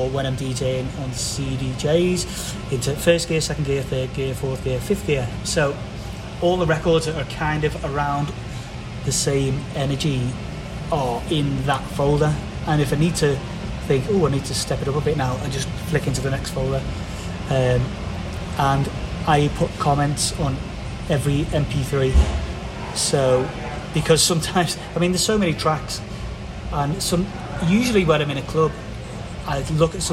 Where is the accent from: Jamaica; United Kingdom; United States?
United Kingdom; England; I'm English